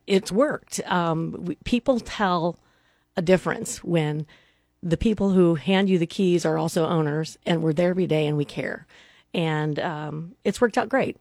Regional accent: Neely, Nebraska, United States; moved away as an adult; now in Lincoln, United States; Dan and I grew up in a small town. Uh, we're from Neely, Nebraska.

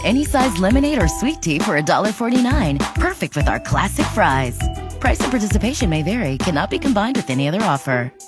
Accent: Red Cloud, Nebraska, United States; when I was a kid growing up in Red Cloud

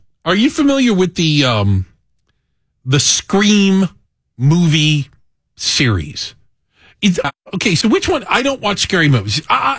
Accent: Arizona, United States; now in Chicago, United States; I come from Arizona where Kit Kats are at the top

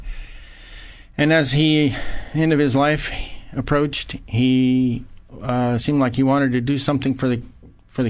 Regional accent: Paso Robles, California, United States; I grew up in Paso Robles

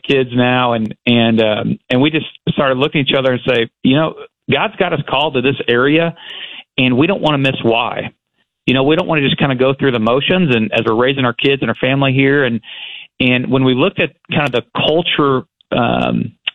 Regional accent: Arkansas, United States; I think I'm the furthest legislator from Little Rock, from my hometown. It's about 225 miles, and that's far.

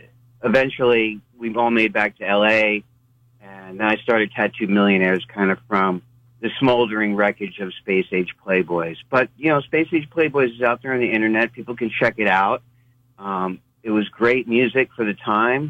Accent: Long Island, New York, United States; moved away as an adult; also born or lived in Los Angeles; I grew up in New York, a little kid on Long Island

